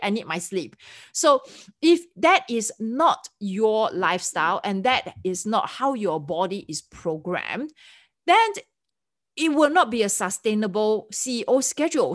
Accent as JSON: {"language": "English", "country": "Singapore", "accent": "Singlish", "said": "me being a Singaporean, we have our own, uh, version of English that's called Singlish."}